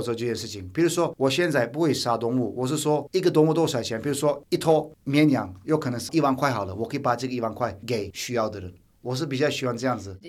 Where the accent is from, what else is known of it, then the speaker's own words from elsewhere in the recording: Turkey; Chinese is a second language; now in Taiwan; 我土耳其人在拜拜是清真寺嘛